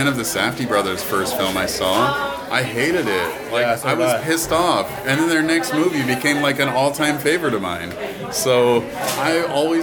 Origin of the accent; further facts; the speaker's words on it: Canada; I'm a Canadian guy